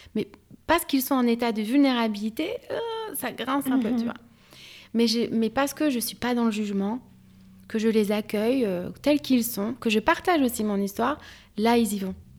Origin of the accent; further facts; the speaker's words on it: France; also born or lived in Algeria (ancestry); je suis française, algérienne d'origine